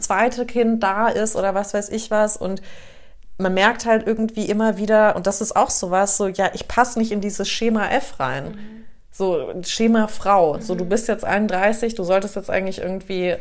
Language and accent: German; Taunus, Hesse, Germany; now in Munich, Germany; wir sind auch irgendwo da im Taunus mit aufgewachsen.